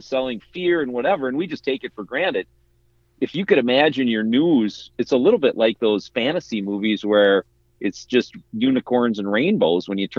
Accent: Midwest, United States; as a kid growing up in the Midwest, that had a very, very different view of a very oppressive culture.

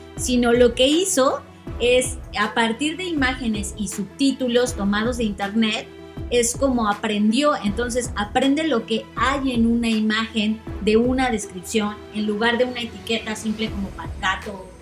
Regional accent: Mexico; somos mexicanos

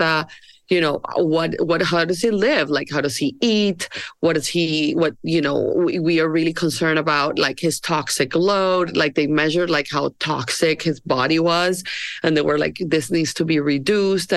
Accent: Barranquilla, Atlántico, Colombia; moved away; I am from Colombia and I grew up in Barranquilla.

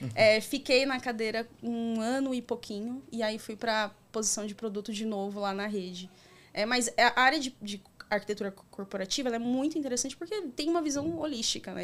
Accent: Itapevi, São Paulo, Brazil; also born or lived in Carapicuíba; eu sou nascida aqui em Carapicuíba, na região metropolitana de São Paulo, cresci em Itapevi

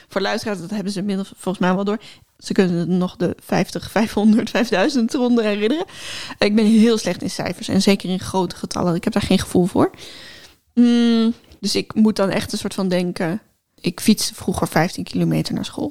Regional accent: Groningen, Netherlands; Ik kom uit Groningen.

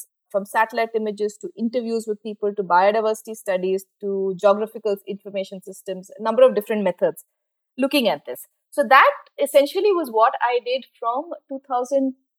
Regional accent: Bangalore, Karnataka, India; I'm from Bangalore. And apart from a few years outside, I've lived in Bangalore most of my adult life.

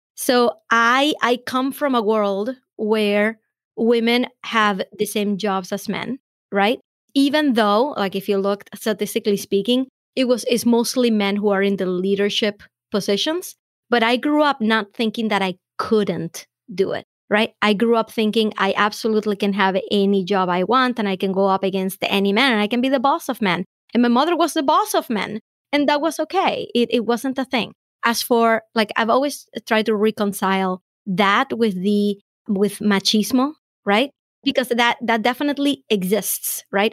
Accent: Venezuela; now in United States; I have found a lot of opportunity in the US that I wouldn't have in my home country

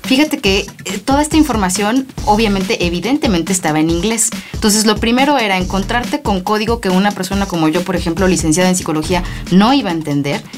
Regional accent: Mexico; Nosotros somos los segundos mexicanos, orgullosamente

